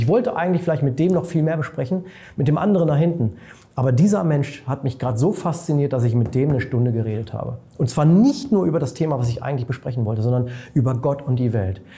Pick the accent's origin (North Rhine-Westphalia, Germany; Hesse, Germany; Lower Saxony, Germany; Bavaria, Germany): Lower Saxony, Germany; near Hanover; now in Munich, Germany; Ich bin äh, in meine alte Heimat äh, gefahren, das ist in der Nähe von Hannover, habe da im Prinzip meinen ältesten Freund getroffen aus Kindertagen.